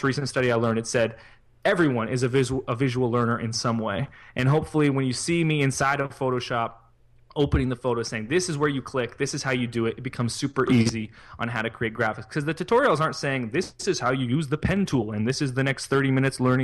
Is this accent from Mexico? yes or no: no; Canada; I'm Canadian.